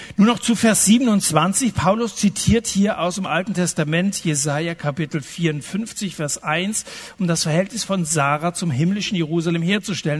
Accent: Germany; so sind wir Deutschen

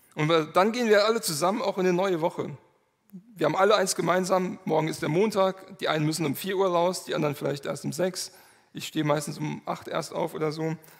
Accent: Manderbach, Hesse, Germany; ich komme aus Manderbach

